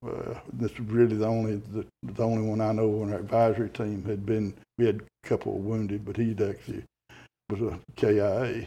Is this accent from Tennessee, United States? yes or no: yes; Celina, Tennessee, United States; I graduated high school in 1961 from Salina High School, which is in Clay County, which right up on the Kentucky line. We're about 40 miles from Cookeville.